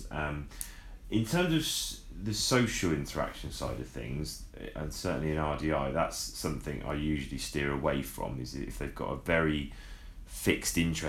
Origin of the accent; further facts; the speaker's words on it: Southampton, South East England, United Kingdom; I was from Southampton